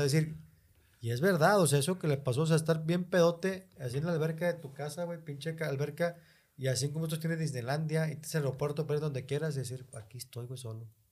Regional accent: Mexico; vengo de México

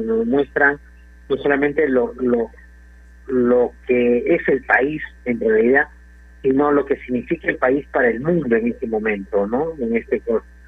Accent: Peru

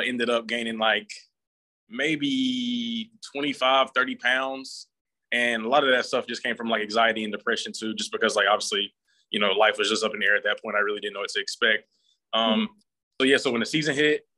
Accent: Anderson, South Carolina, United States; moved away as an adult; also born or lived in Charleston, South Carolina / Boston, Massachusetts / Clemson, South Carolina; I'm originally from Anderson, South Carolina.

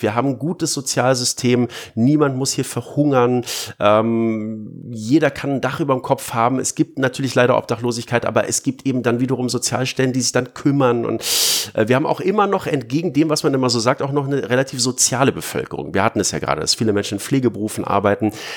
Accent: Berlin, Germany; ich bin halt Berliner

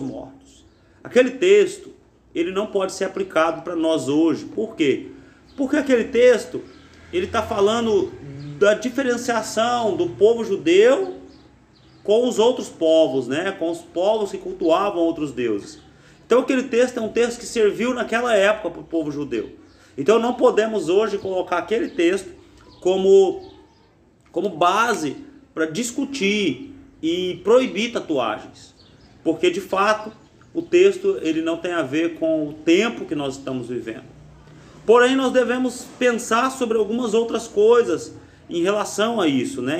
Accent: Brazil; na nossa juventude, na nossa geografia, no Brasil

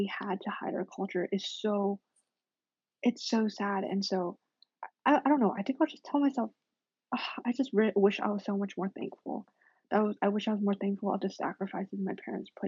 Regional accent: United States; I'm super American.

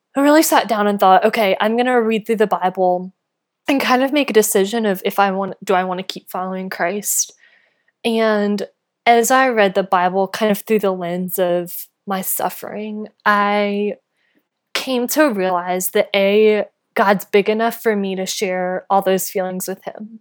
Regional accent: North Carolina, United States; moved away; I grew up in North Carolina

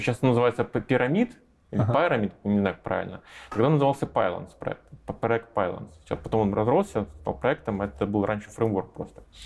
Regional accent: Russia; moved away as an adult; now in Minsk, Belarus; Я, я россиянин, у меня до сих пор российское гражданство

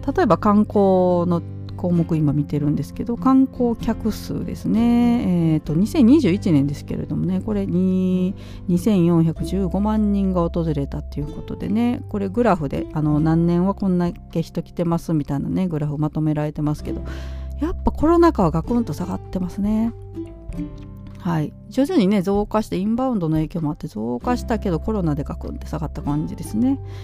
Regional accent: Nara, Japan; moved away; 実家がねうどん屋なんですけれども

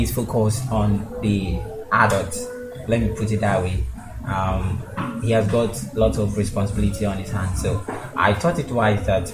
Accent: Ada Foah, Greater Accra, Ghana; I come from Adafo. From the Greater Accra region.

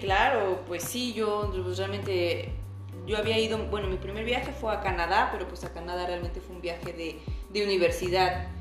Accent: Puebla, Mexico; moved away as an adult; also born or lived in Netherlands; now in Germany; tengo 34 años, soy poblana.

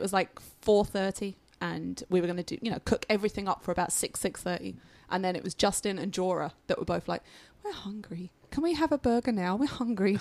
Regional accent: United Kingdom; now in United States; I am still British

